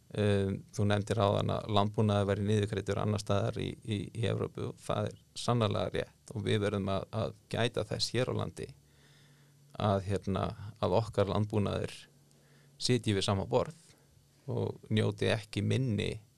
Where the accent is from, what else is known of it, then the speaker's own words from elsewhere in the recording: south of Skarðsheiði, Western Region, Iceland; also born or lived in Árneshreppur, Strandir (ancestry); á mínum æskuslóðu sunna skarsiðar og þar, hérna, þar tóku aðri natvinni veið við uh, stóriðan kom